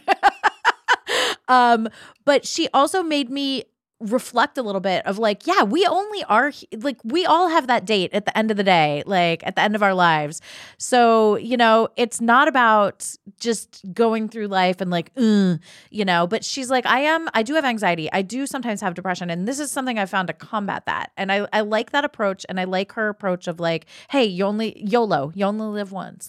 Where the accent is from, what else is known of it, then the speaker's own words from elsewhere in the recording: Ohio, United States; also born or lived in New York City; now in Los Angeles, United States; I grew up in Ohio